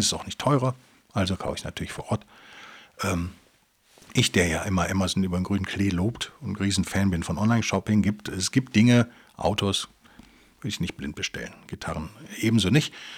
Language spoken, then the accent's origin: German; Rhineland, Germany; als Rheinländer